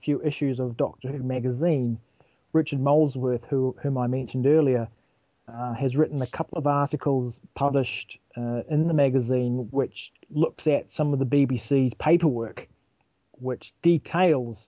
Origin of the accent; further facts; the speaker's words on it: New Zealand; being a New Zealander